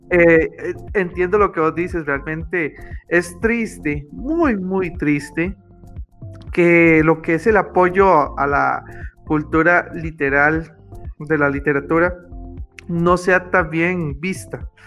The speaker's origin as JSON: {"language": "Spanish", "country": "Costa Rica", "said": "de sentir que en mi pueblo, Costa Rica, realmente valoren un poco más la literatura."}